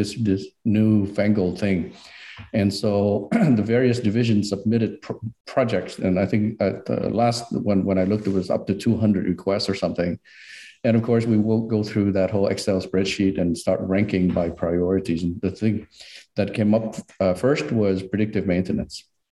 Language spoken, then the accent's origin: English; San Jose, California, United States; I remember going into a mall near where I grew up in Eastside, San Jose, and they had an Atari store, right?